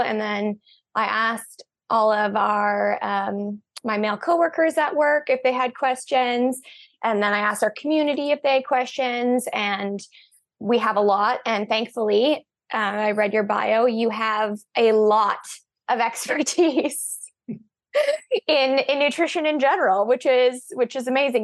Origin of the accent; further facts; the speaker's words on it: Canada; also born or lived in British Columbia; we're actually Canadian too